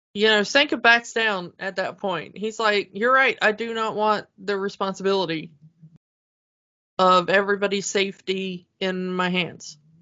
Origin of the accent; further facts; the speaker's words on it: south Georgia, United States; moved away; also born or lived in Chicago; I'm not just from Georgia. I'm from like the south of Georgia.